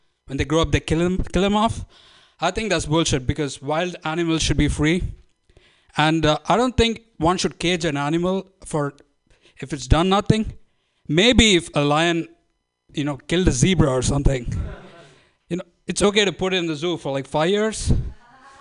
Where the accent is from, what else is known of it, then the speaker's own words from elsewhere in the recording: India; moved away as an adult; now in San Francisco, United States; I'm from India